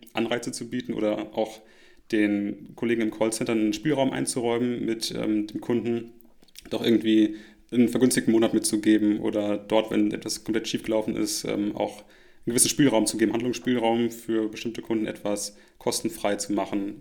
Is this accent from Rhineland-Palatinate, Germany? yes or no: yes; Rhineland-Palatinate, Germany; moved away; meine Heimat zurückdenke, kleiner Ort in Rheinland-Pfalz